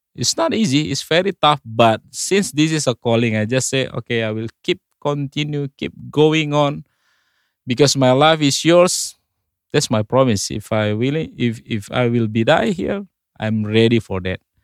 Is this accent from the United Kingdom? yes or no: no; North Sumatra, Indonesia; English is a second language; now in Bali, Indonesia; I came from Indonesia, but originally from the island called Sumatra, North Sumatra. I was born about forty years ago